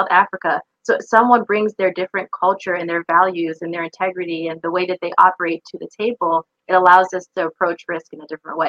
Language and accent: English; Saudi Arabia; moved away; Because I lived in a different culture, because I grew up, I didn't even grow up in the US, I grew up in Saudi Arabia. Because I grew up in Saudi Arabia, because I'm a woman, because I'm a Black woman, because I'm a Muslim woman